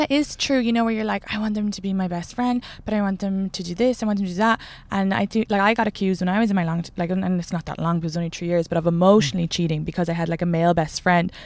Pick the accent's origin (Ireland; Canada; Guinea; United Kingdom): Ireland; Kildare, Leinster; I'm from Kildare